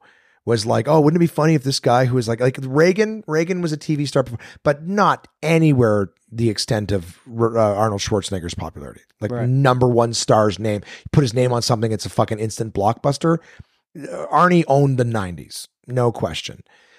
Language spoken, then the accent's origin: English; Canada; I was just born here, I was born in Canada. I didn't leave.